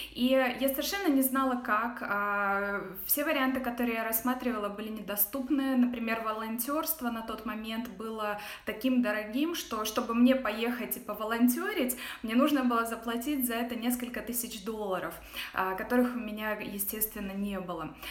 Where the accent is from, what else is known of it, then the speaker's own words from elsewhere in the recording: Russia; moved away as an adult; also born or lived in Ghana / Dubai / Netherlands / Luxembourg; now in United States; я уехала из России восемь ле-, восемь с половиной лет назад